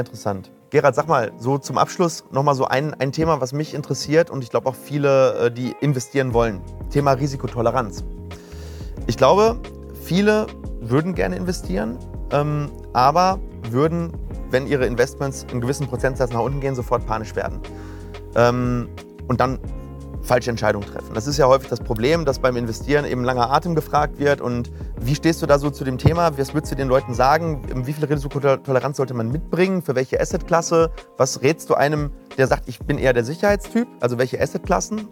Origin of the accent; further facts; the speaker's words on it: Ruhr area, North Rhine-Westphalia, Germany; Wir kommen aus dem Ruhrgebiet